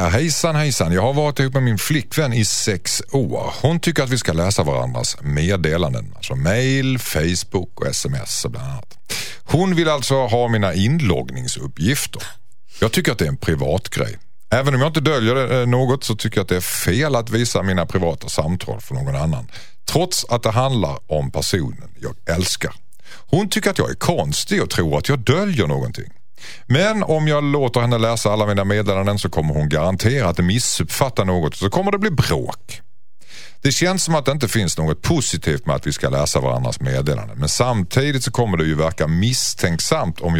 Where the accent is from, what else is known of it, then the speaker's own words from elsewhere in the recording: Skåne, Sweden; accent: Skånska; Hon härmar min skånska.